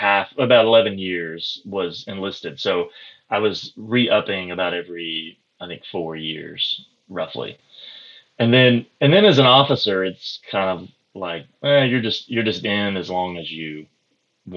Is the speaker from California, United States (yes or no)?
no; Pocahontas, Arkansas, United States; I grew up in the booming metropolis of Pocahontas, Arkansas